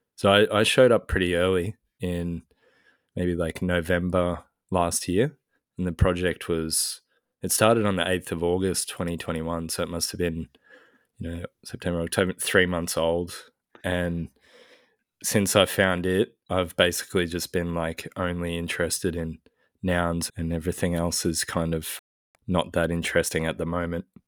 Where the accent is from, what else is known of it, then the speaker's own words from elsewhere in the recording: Australia; as an Australian